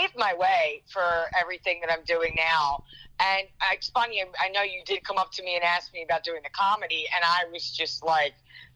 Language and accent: English; Philadelphia area, Pennsylvania, United States; also born or lived in Delaware County, Pennsylvania / Bucks County, Pennsylvania; now in Mullica Hill, United States; I've been in the Philadelphia area my entire life. You know, I was Delaware County in Pennsylvania, then I was Bucks County, then I'm Gloucester County, which is in Jersey.